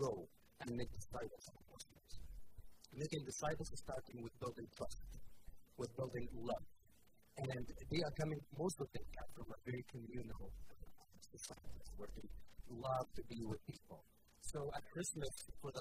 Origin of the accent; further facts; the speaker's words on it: Egypt; also born or lived in Africa; now in Canada; I was born and raised in Egypt